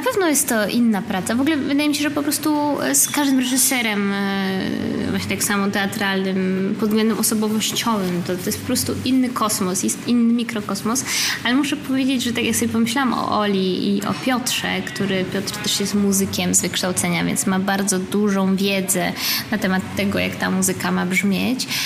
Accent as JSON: {"language": "Polish", "town": "Gdańsk", "region": "Pomeranian Voivodeship", "country": "Poland", "tie": "born or raised there", "also_born_or_lived": "Berlin, Germany / Warsaw, Poland", "moved": "yes", "said": "moim rodzinnym miastem Gdańsk, potem Warszawą"}